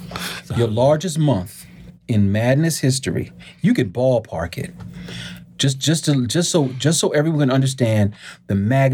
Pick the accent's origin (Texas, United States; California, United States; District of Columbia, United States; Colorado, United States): District of Columbia, United States; Washington; I was born and raised in Northeast Washington, D.C., 6 blocks from the Capitol. Yup. I'm from Capitol Hill.